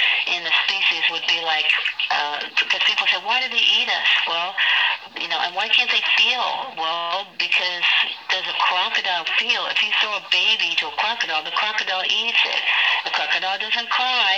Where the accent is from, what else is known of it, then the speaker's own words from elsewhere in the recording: Hollywood, Florida, United States; I was born in Hollywood, in Florida, August 11th, 1958